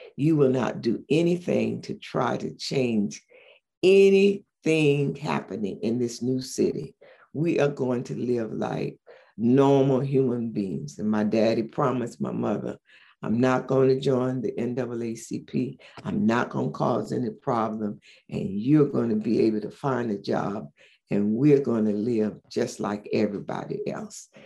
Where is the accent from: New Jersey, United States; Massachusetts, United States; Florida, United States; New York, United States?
Florida, United States; St. Augustine; also born or lived in Philadelphia; now in Orlando, United States; I grew up in St. Augustine, Florida